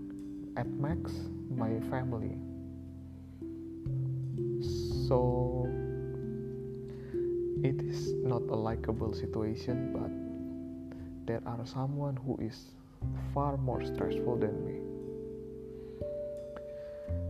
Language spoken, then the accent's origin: English; Indonesia; I am from Indonesia